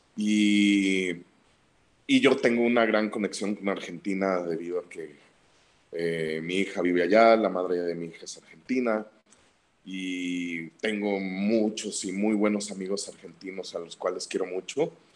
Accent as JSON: {"language": "Spanish", "town": "Guadalajara", "region": "Jalisco", "country": "Mexico", "tie": "born or raised there", "said": "de chico, aquí en Guadalajara"}